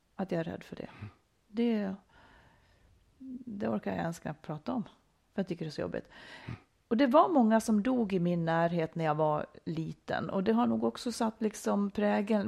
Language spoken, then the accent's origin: Swedish; Dalarna County, Sweden; jag kommer ifrån Dalarna, mycket skog omkring mig